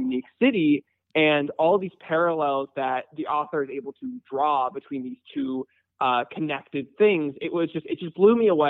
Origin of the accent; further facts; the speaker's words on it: San Diego, California, United States; moved away as an adult; now in Los Angeles, United States; Los Angeles in 2013 to attend USC, and I've stuck around here ever since. But I was born and raised in San Diego. I come from four generations of Chargers fans.